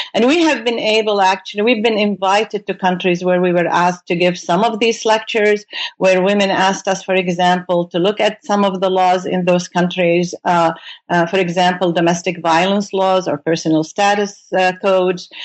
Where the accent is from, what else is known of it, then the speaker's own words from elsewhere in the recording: Beirut, Beirut Governorate, Lebanon; moved away as an adult; now in United States; I came from Beirut, Lebanon, uh, to do my uh, graduate studies in the United States